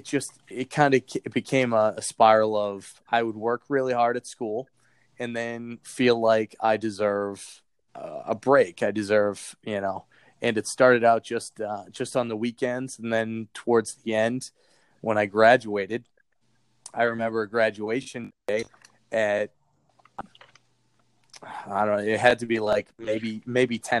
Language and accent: English; Boston, Massachusetts, United States; accent: thick Boston; moved away as an adult; also born or lived in Iowa; I had a really thick Boston accent at the time